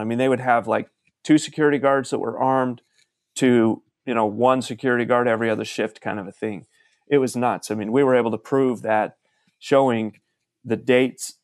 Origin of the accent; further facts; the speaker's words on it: Salem, Utah, United States; moved away as an adult; now in Las Vegas, United States; I grew up in a little farming town in Utah called Salem